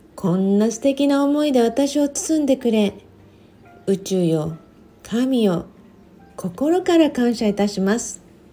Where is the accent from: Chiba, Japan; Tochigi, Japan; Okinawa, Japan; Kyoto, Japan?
Okinawa, Japan; now in Los Angeles, United States; 沖縄生まれ